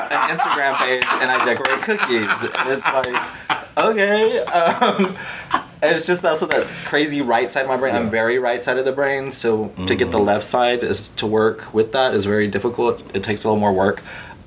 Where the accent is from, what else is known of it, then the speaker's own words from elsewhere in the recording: Palacios, Texas, United States; I'm from a little bitty town on the Gulf Coast of Texas called Palacios or Palacios